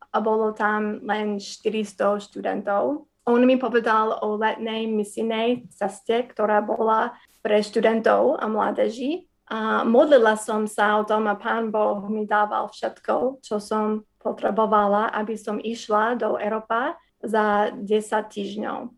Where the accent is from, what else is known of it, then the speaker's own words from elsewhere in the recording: Wisconsin, United States; Slovak is a second language; now in Slovakia; a narodila som sa v Wisconsin. Moji rodičia boli vtedy neveriaci, ale začali sme chodiť do zboru, keď som mala 5 rokov. A potom som uverila v Ježišu, keď som mala 12